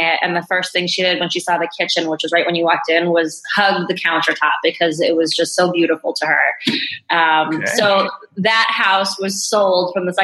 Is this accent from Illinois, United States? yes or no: yes; Naperville, Illinois, United States; now in Chicago, United States; I grew up in Naperville, you know, been here for nearly 35 years now